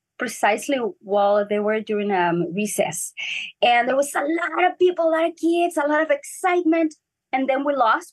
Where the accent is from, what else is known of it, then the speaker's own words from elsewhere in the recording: Ensenada, Baja California, Mexico; first language Spanish; English is a second language; moved away as an adult; now in Los Angeles, United States; we are from Ensenada, Mexico, which is an amazing port.